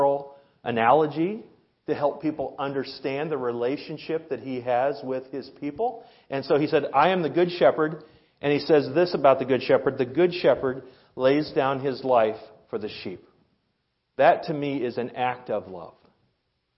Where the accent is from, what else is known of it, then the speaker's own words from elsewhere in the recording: Iowa, United States; now in Rib Mountain, United States; I'm from Iowa, where the highest point is a overpass